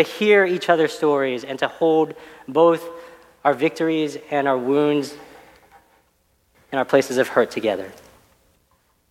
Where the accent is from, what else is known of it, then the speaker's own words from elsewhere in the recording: Dallas, Texas, United States; I grew up out in Dallas